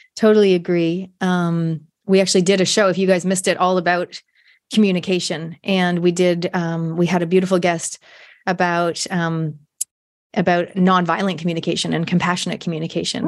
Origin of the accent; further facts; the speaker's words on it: Canada; moved away as an adult; now in New Zealand; I grew up in Canada. I spent my univers-, high school, university years in Canada.